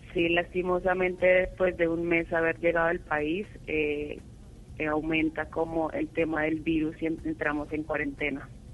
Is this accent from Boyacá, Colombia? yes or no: yes; Boyacá, Colombia; now in Bogotá, Colombia; Vivo en Bogotá, soy boyacense.